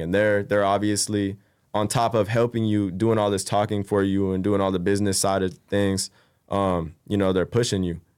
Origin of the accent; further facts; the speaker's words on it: Bay Area, California, United States; also born or lived in Roseville, California / Rocklin, California; I moved out to the Bay Area, uh, when I was about, like, ten, yeah, like, ten, eleven. And, you know, uh, went to middle school there. Actually, I finished off elementary there, went to middle school, graduated high school in the Bay